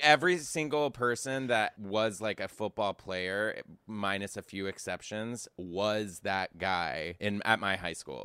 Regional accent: Texas, United States; I am from Texas.

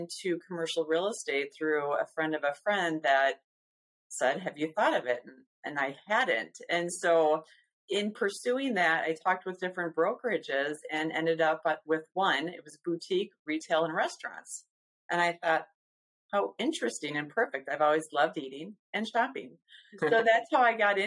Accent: Madison, Wisconsin, United States; I was born and raised in Madison.

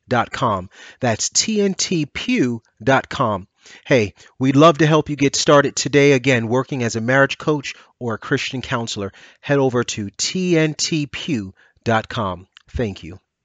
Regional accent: New York City, New York, United States; moved away as an adult; also born or lived in Yonkers, New York; now in Atlanta, United States; I'm originally from New York City, from, um, Brooklyn, New York

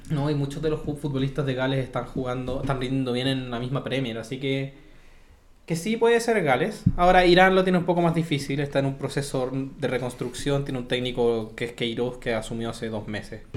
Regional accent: Chile; nosotros como chilenos

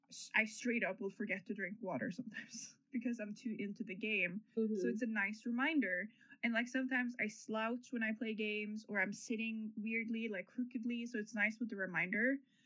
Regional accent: New Zealand; I just have a bunch of Norwegian flags everywhere right now. But I'm from New Zealand.

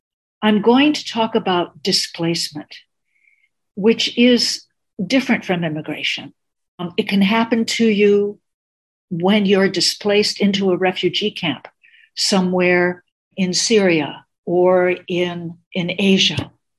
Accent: United States; first language Greek; English is a second language

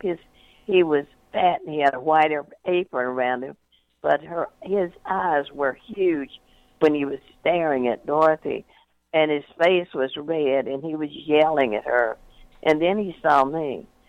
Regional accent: North Louisiana, United States; I grew up in North Louisiana uh, during uh, the Depression

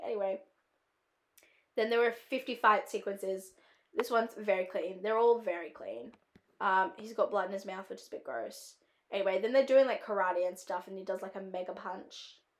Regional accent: Australia; accent: Australian; it's my own accent

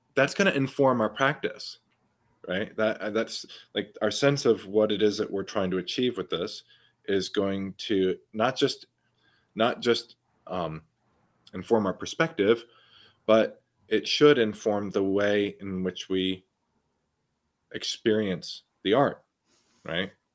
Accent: New York City, New York, United States; growing up in New York City, right, when I was playing basketball all the time

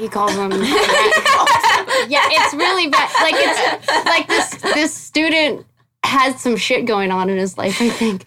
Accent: San Dimas, California, United States; also born or lived in Arcadia, California / Pasadena, California / Sacramento, California; I grew up in San Dimas. And a little bit of Pasadena and a little bit of Sacramento

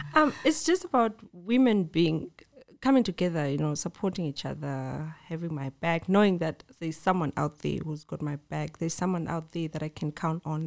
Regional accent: Bulawayo, Zimbabwe; also born or lived in Cape Town, South Africa / Johannesburg, South Africa; now in East Rand, South Africa; I'm from Bulawayo. Yes, rapping skies, born and bred there, moved to SA

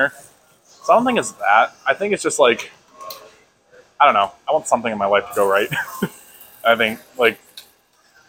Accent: Illinois, United States; moved away; I'm going back to Illinois tomorrow to visit family

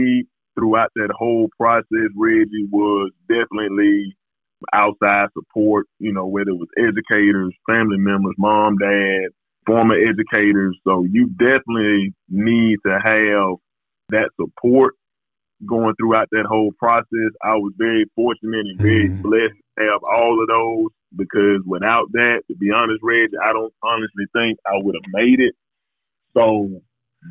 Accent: Bibb County, Alabama, United States; I'm from Bibb County, Alabama, located about 30 miles south of Tuscaloosa and Centerville. I am an alumni of Bibb County High School

